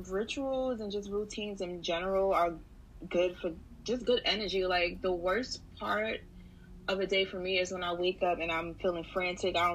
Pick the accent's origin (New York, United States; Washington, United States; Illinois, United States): New York, United States; New York City; also born or lived in Brooklyn; I'm originally from Harlem. Right now, I live in Brooklyn because Harlem be wilding with the rent.